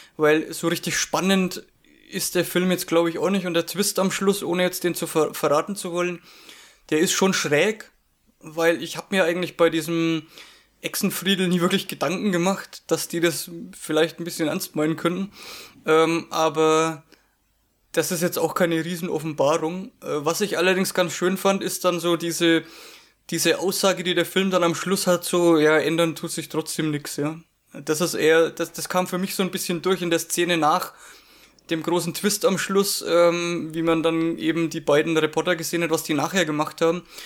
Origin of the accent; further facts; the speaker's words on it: Franconia, Bavaria, Germany; accent: Franconian; als Franke dürfte ich ja das R nicht unterschlagen